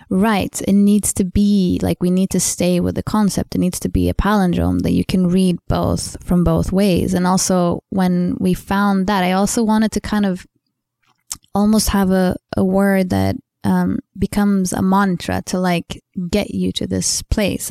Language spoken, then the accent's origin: English; Sweden; English is a second language; I'm Swedish, you know, English is not my first language